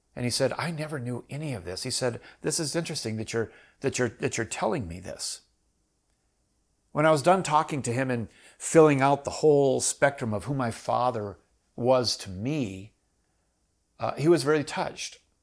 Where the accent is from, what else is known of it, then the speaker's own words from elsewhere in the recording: Minnesota, United States; also born or lived in Iowa; I grew up in Minnesota.